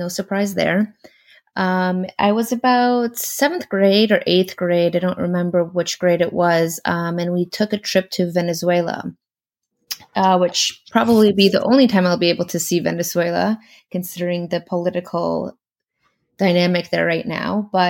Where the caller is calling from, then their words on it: Los Angeles, California, United States; I'm calling from Los Angeles, California.